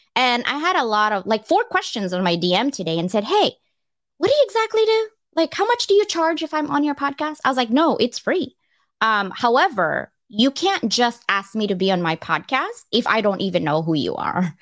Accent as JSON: {"language": "English", "country": "Philippines", "tie": "born or raised there", "moved": "yes", "said": "I was born in the Philippines"}